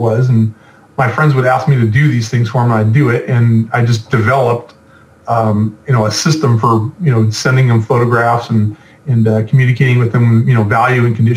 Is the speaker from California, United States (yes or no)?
yes; California, United States; I'm from California